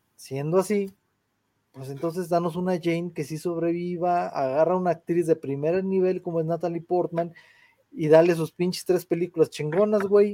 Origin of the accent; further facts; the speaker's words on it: San Luis Potosí, Mexico; yo nací aquí en San Luis